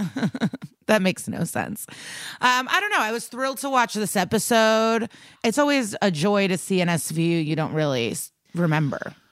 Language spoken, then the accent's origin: English; Chicago, Illinois, United States; moved away as an adult; also born or lived in New York; now in Los Angeles, United States; As someone that lived in New York and I'm from Chicago